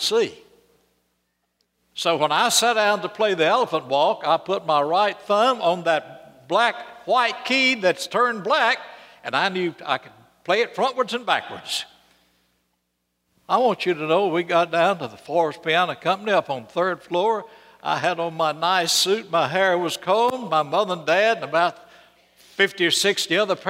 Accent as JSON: {"language": "English", "town": "Birmingham", "region": "Alabama", "country": "United States", "tie": "born or raised there", "said": "I grew up right here in Birmingham, went to Martin Elementary School over north side of town"}